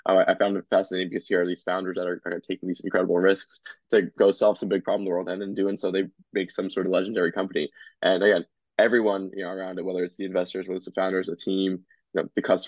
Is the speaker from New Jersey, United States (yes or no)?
yes; New Jersey, United States; I grew up in New Jersey my entire life and go to school and everything in Jersey